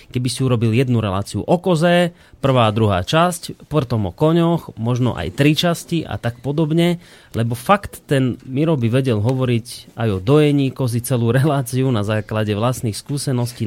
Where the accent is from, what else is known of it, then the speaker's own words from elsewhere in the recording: Poltár, Banská Bystrica Region, Slovakia; ja nedaleko pochádzam z Poltára